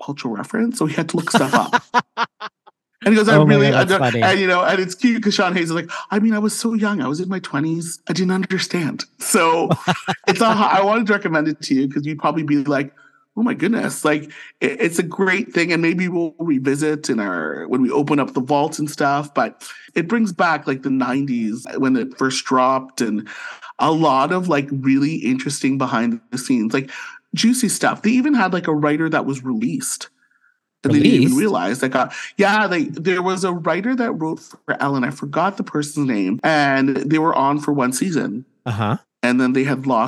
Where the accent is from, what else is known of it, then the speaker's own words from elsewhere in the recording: St. Catharines, Ontario, Canada; now in Ottawa, Canada; born and raised in St. Catharines, Ontario, and now living in the nation's capital of Ottawa